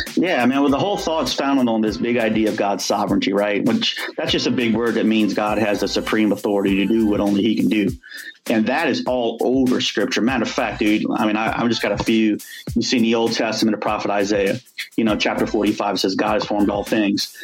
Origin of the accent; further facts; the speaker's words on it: New Orleans, Louisiana, United States; I grew up in New Orleans, so we all, you know, I grew up in the, in the, on the West Bank